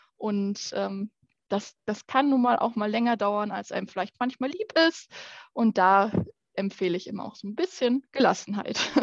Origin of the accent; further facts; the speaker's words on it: Petershagen, North Rhine-Westphalia, Germany; Ich komme aus Petershagen ursprünglich